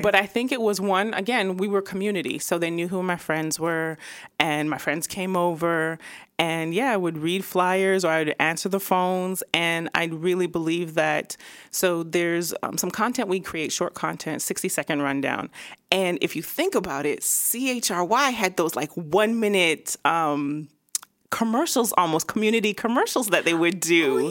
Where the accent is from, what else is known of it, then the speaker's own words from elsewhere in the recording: Vaughan, near Toronto, Ontario, Canada; moved away as an adult; also born or lived in Dallas; now in Atlanta, United States; I grew up in Vine, like, m, started in Toronto until my parents moved to, all of us to Vine.